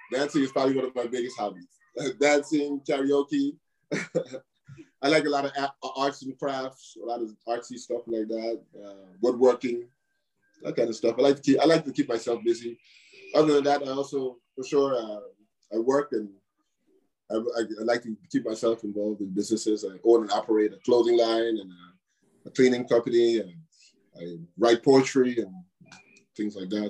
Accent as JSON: {"language": "English", "region": "New York", "country": "United States", "tie": "born or raised there", "said": "Where we grew up here in New York, for sure, it was not always easy"}